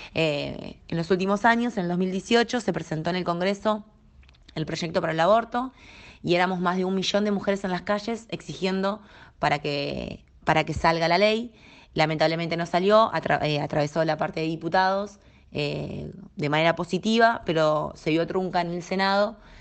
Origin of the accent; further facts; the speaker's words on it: Argentina; also born or lived in La Plata, Buenos Aires; soy argentina, vivo en la ciudad de La Plata, que es la capital de la provincia de Buenos Aires